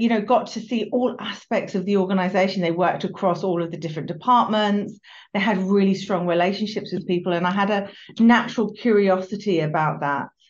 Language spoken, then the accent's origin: English; United Kingdom; also born or lived in London; I grew up just outside of London